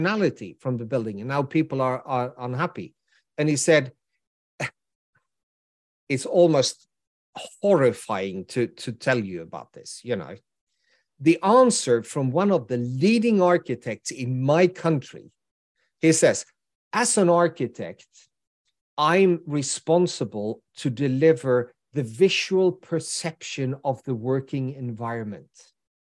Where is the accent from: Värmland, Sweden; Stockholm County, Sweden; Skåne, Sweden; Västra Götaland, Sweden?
Västra Götaland, Sweden; Gothenburg; my hometown, which is Gothenburg